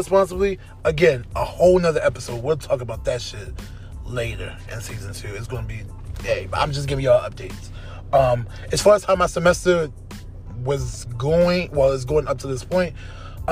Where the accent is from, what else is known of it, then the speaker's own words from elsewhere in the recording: Baltimore, Maryland, United States; I'm from Baltimore